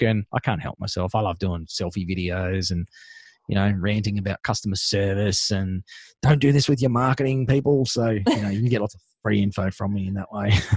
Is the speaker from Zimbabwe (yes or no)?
no; Sunshine Coast, Queensland, Australia; now in Darling Downs, Australia; where I used to live and, and where I grew up was on the Sunshine Coast in Queensland.